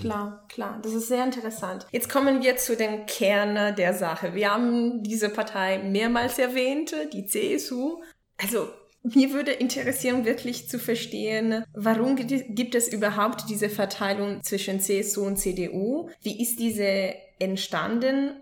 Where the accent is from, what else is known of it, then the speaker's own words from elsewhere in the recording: Italy; now in Munich, Germany; ich bin aus Italien